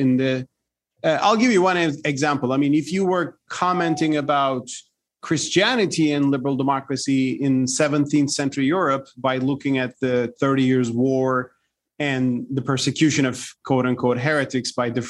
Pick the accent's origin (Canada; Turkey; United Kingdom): Turkey; Turkey, my home country